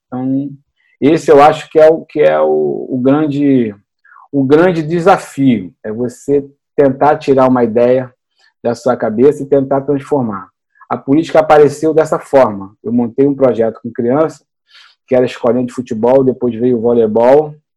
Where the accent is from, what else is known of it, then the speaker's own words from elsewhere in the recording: Rio de Janeiro, Brazil; also born or lived in Camboinhas, Niterói; Eu nasci em São Cristóvão, no Rio de Janeiro, ali próximo da Feira dos Paraíbas